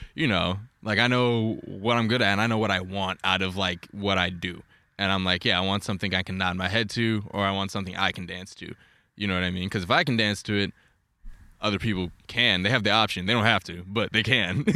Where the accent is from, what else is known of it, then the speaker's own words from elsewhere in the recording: New York, United States; moved away as an adult; I grew up in New York